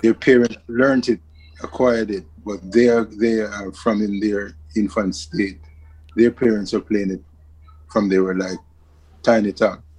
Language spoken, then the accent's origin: English; Kingston, Jamaica; scrambling around Kingston, Jamaica